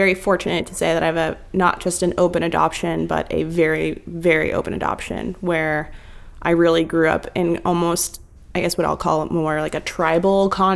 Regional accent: San Francisco, California, United States; moved away as an adult; now in New York, United States; I was born in the U.S. I was born in San Francisco. And at UCSF, so proper San Franciscan

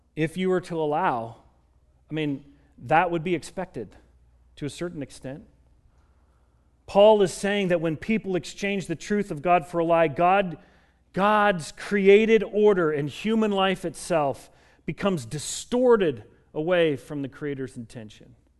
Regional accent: Colorado, United States; moved away as an adult; also born or lived in Kansas; I grew up in Colorado

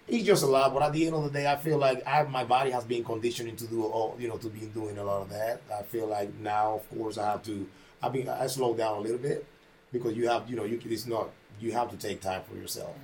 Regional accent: Panama; moved away as an adult; I came from Panama when I was 18 years old. Mm-hmm. You know, I, I, grew up in Panama

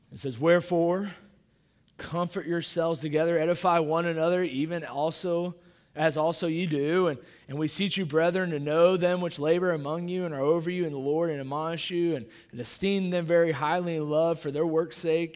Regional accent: Kansas City, Missouri, United States; moved away; I grew up in Kansas City, uh, that, Missouri, that's where I grew up

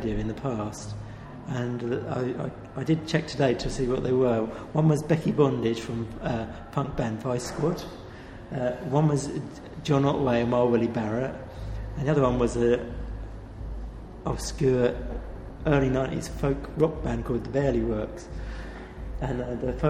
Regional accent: Luton, East of England, United Kingdom; now in London, United Kingdom; I'm actually originally from Luton

